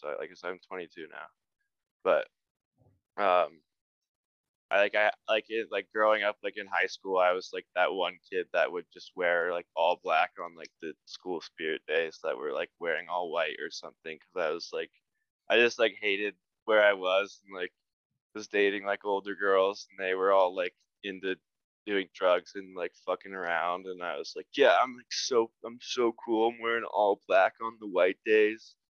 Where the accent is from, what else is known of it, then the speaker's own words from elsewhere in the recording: Highlands Ranch, Colorado, United States; now in Salt Lake City, United States; I'm from like probably like 15 minutes southwest of Denver in this town, Littleton Highlands Ranch